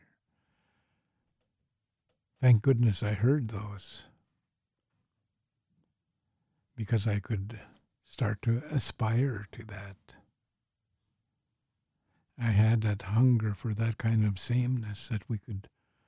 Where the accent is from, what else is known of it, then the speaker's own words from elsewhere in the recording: Canada; growing up in Canada, it was like as if I magically picked up this identity of being an Indian